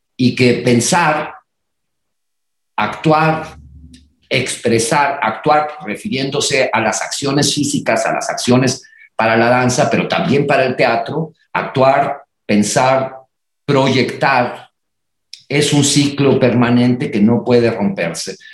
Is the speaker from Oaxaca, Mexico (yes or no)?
no; Reynosa, Tamaulipas, Mexico; moved away; also born or lived in Monterrey; yo nací en Reynosa y estudié en Monterrey